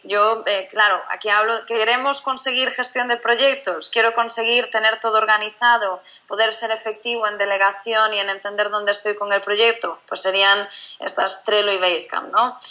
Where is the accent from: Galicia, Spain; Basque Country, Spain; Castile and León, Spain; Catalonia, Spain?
Galicia, Spain; moved away as an adult; now in Barcelona, Spain; yo soy gallega, yo no soy de, Barcelona, que es donde estamos el equipo principal de Rebeldes. Yo estaba en Galicia, hice mis estudios